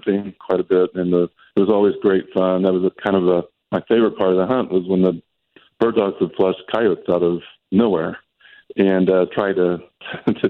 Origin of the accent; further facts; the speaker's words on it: Kansas, United States; So I was born and raised in Kansas, which is a very rural environment in the southeastern part of the state.